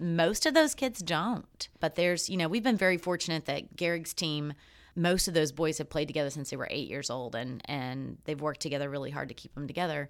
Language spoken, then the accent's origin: English; Greeneville, Tennessee, United States; moved away; Andrew Johnson was from my hometown. He had his, his, uh, tailor shop and two houses were in Greenville